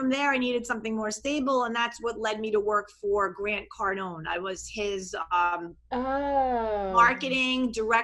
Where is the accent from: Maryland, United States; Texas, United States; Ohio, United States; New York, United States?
New York, United States; New York metro area, United States; accent: New York; moved away as an adult; also born or lived in Long Island; now in Miami Beach, United States; I'm from New York. I'm a New York, New York metro area girl my whole life till I was 39